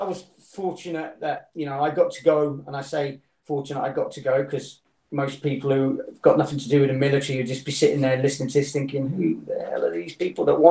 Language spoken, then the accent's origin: English; United Kingdom; I'm a Brit